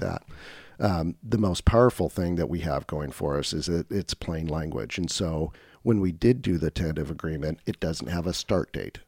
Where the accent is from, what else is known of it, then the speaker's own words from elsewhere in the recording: Woodburn, Oregon, United States; also born or lived in Portland, Oregon; I grew up in Woodburn, uh, nice. which is just north of Salem, Oregon